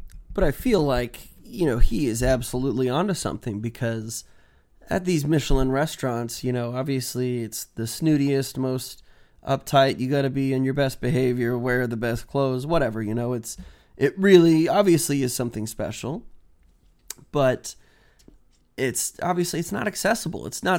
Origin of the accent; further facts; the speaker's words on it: Houston, Texas, United States; also born or lived in Washington; here I am growing up in Houston and in Washington.